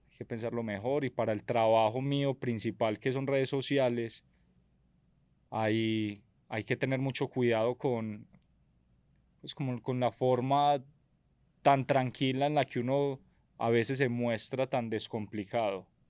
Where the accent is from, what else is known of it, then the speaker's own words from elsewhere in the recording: Medellín, Antioquia, Colombia; Vengo de una familia de comerciantes del Hueco, de Medellín